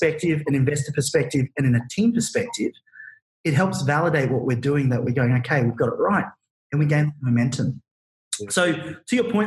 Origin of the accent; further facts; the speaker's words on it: Queensland, Australia; we're four dudes from Queensland